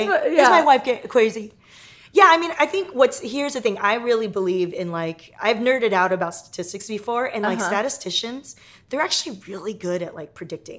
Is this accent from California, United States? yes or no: yes; Torrance, California, United States; I grew up in Torrance down in Southern California here.